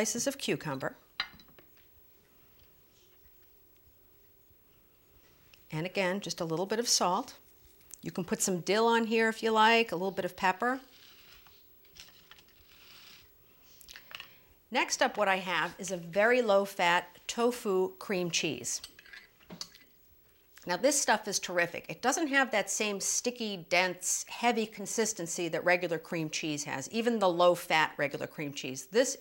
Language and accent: English; Germany; moved away; when I lived in Germany, because I was born in Germany, my mother's German